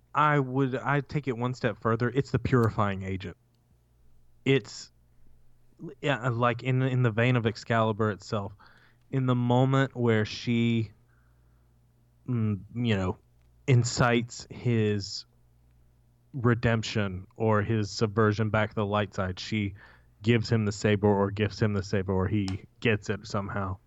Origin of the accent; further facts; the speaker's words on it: United States; As an American